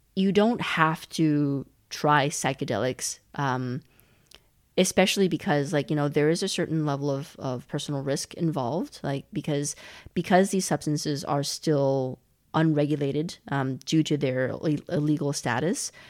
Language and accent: English; Calgary, Alberta, Canada; moved away as an adult; also born or lived in China / Montreal; now in Berlin, Germany; I was born in China. We moved to Canada when I was six, and I grew up in in Calgary, in the western part of Canada, uh, lived there for twelve years